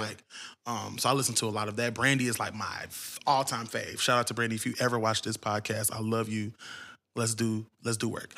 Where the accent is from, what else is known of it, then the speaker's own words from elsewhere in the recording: Cincinnati, Ohio, United States; moved away; I'm originally from Ohio, Cincinnati, to be exact.